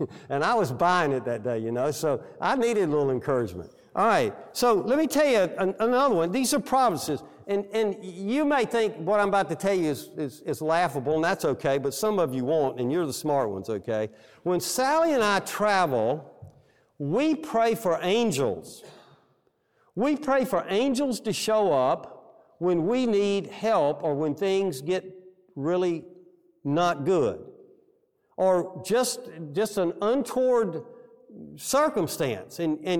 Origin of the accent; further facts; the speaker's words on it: Alabama, United States; Where are you from? In so many words, well, I'm from Alabama.